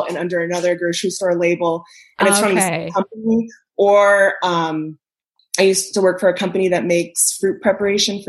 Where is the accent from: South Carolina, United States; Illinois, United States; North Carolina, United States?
Illinois, United States; Chicago area; now in Milwaukee, United States; I actually grew up off Cuba Road, about 2 miles from the White Cemetery.